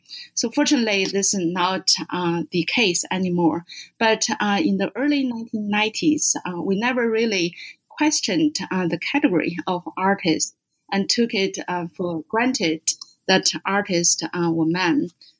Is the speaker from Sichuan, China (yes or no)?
no; Beijing, China; moved away as an adult; now in United States; I was born and brought up in Beijing. I was first trained as an art historian and worked as an assistant curator in Beijing Art Museum for about 5 years before coming to the U.S.